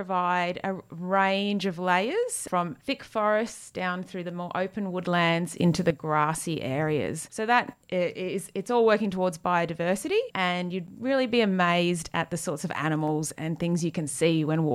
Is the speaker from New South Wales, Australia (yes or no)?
no; Queensland, Australia; moved away; I grew up in Queensland